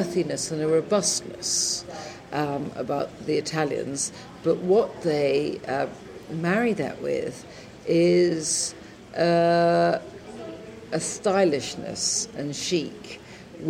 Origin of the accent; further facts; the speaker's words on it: England, United Kingdom; first language English; also born or lived in London; when I came back to England